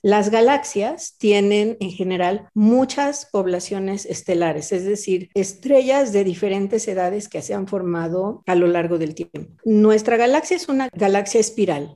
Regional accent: Mexico City, Mexico; moved away; yo nací y viví en la Ciudad de México, pues yo creo que como tres décadas

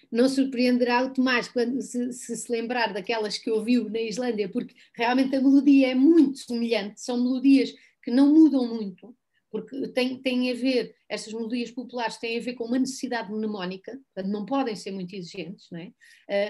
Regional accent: Algarve, Portugal; eu cresci no Algarve, eu vim para o Algarve com três anos

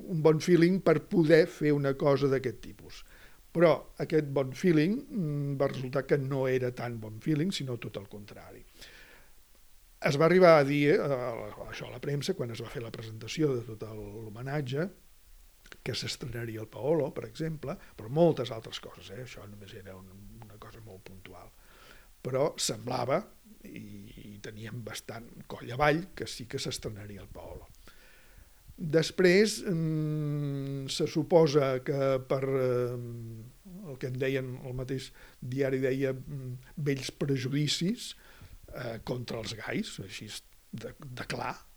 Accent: Catalonia, Spain; presentar-me com a català

